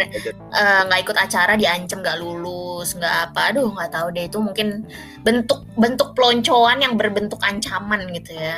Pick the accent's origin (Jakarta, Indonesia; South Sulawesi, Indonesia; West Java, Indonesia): Jakarta, Indonesia; moved away as an adult; also born or lived in East Java; lahir dan besar di Jakarta